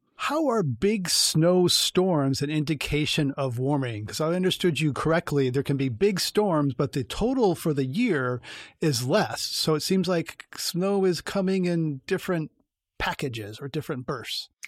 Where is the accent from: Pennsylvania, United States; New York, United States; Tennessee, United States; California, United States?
California, United States; I'm a Californian